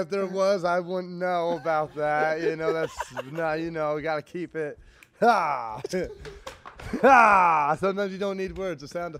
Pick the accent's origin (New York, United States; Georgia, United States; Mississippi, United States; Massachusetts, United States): New York, United States; Saratoga Springs; moved away; also born or lived in Las Vegas, Nevada / Allentown, Pennsylvania; I'm upstate Saratoga